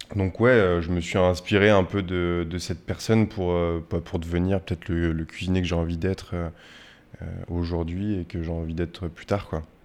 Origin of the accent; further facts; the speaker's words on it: Poitiers, Nouvelle-Aquitaine, France; moved away as an adult; now in Paris, France; Alors moi je suis né à Poitiers, donc jusqu'à l'âge de mes 18 ans j'ai vécu à Poitiers